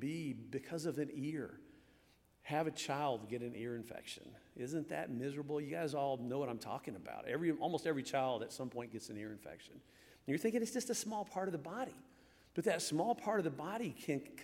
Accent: Michigan, United States; moved away; I was born in Michigan.

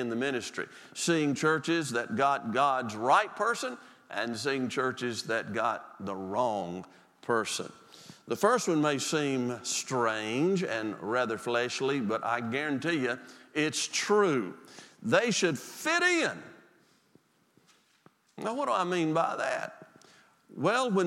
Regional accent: Mississippi Delta, United States; moved away; I'm from the Delta, Mississippi

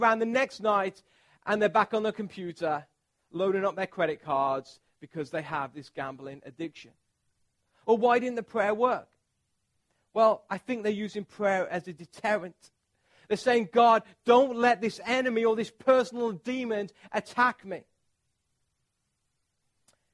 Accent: England, United Kingdom; I'm from England

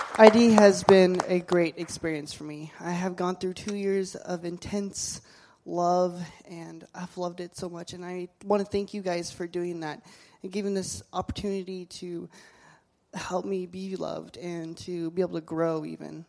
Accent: Reedsport, Oregon, United States; I was born in a small town of Reedsport, Oregon

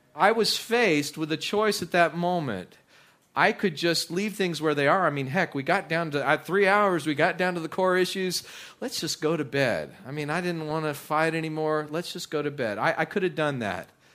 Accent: West Texas, United States; moved away; also born or lived in Midland, Texas / South Louisiana; I, I grew up in West Texas.

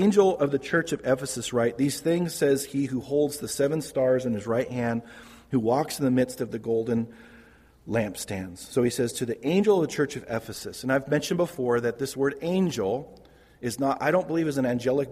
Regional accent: Modesto, California, United States; I was raised in Modesto

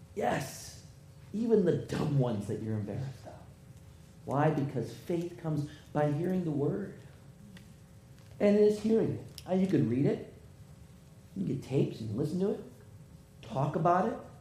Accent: United States; I'm an American

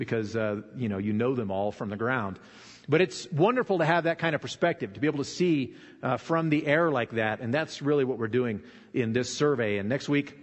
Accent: Nevada, United States; also born or lived in Arkansas; We moved to Nevada when I was 9 from Arkansas

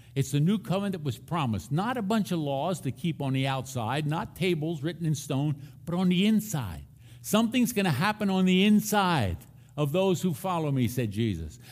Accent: Philadelphia, Pennsylvania, United States; I grew up in Philadelphia, Pennsylvania

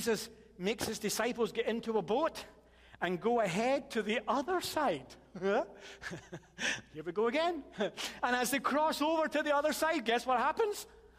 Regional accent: Chicago, Illinois, United States; I'm from Chicago. Can you not tell by the accent?

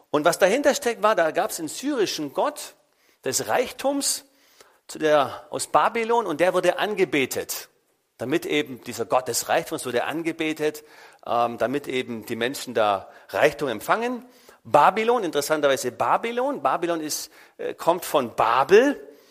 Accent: Germany; bei uns in Deutschland

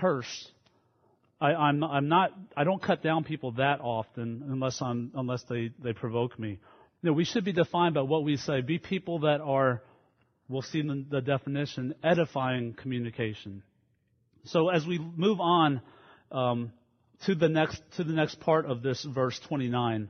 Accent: Baton Rouge, Louisiana, United States; I grew up in Baton Rouge, Louisiana, in a independent fundamental Baptist church there

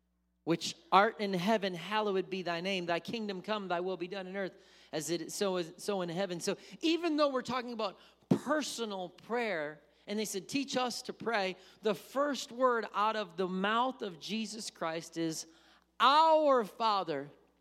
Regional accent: Wisconsin, United States; now in Missouri, United States; I did not say that growing up in Wisconsin. But I do say it now, and that's probably why when I go to Wisconsin, people are like, you sound Southern.

